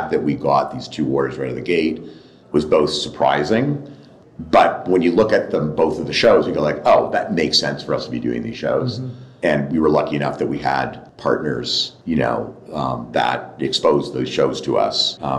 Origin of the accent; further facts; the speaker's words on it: Toronto, Ontario, Canada; moved away as an adult; now in United States; When I moved from Toronto, LA, and was building, you know, was part of Alliance and Alliance Atlantis and then Blueprint and E1, I kind of feel partly I was running away from Canada.